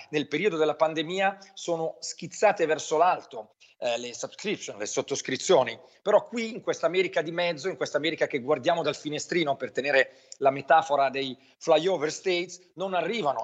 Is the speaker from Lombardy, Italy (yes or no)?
yes; Brianza, outside Milan, Lombardy, Italy; io che sono nato fuori Milano in Brianza